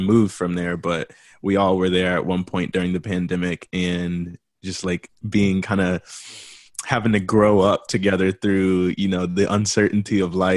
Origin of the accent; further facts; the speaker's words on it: Dallas, Texas, United States; moved away as an adult; also born or lived in Louisiana / Florida / Fort Worth; now in Los Angeles, United States; I am from Dallas, Fort Worth. So yeah, I grew up in Dallas, Fort Worth. I was born in Louisiana, spent like 7 or 8 years in Florida, and then I moved to Fort Worth